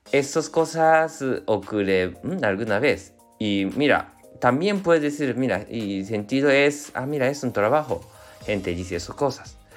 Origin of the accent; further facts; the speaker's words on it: Japan; Spanish is a second language; yo soy japonés, entonces, y somos un eh, poquito adictos de trabajo